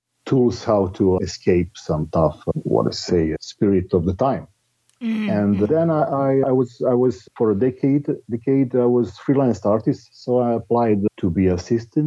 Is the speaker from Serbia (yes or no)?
yes; Belgrade, Serbia; I'm living in Belgrade, which is my hometown in Serbia